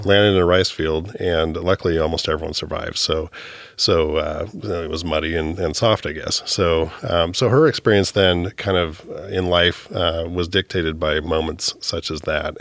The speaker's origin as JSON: {"language": "English", "town": "Hillsboro", "region": "Oregon", "country": "United States", "tie": "born or raised there", "also_born_or_lived": "Palo Alto, California / Amstelveen, Netherlands", "said": "moved up to Hillsboro, Oregon, uh, by about the age of three and lived there, uh, grew up there, went to high school there."}